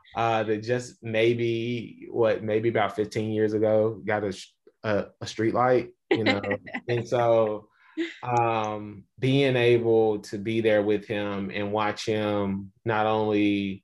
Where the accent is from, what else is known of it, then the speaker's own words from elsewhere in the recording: Little Rock, Arkansas, United States; I know with me growing up in Little Rock, Arkansas, but spending a lot of time on the farm. I am a farm kid.